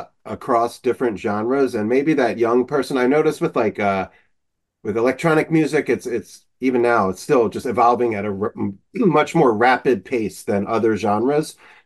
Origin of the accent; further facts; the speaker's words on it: Philadelphia, Pennsylvania, United States; I'm from Philadelphia